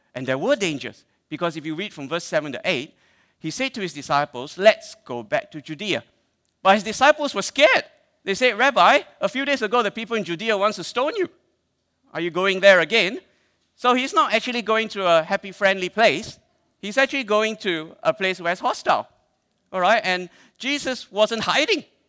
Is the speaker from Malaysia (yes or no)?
yes; Malaysia; I'm Malaysian